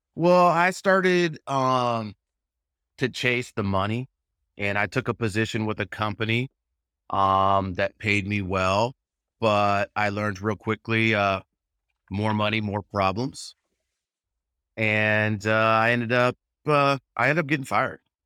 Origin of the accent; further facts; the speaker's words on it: Southern California, United States; I live in Southern California, I'm from Southern California